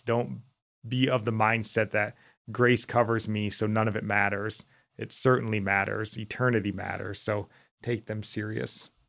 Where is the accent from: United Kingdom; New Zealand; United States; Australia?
United States; as American Christians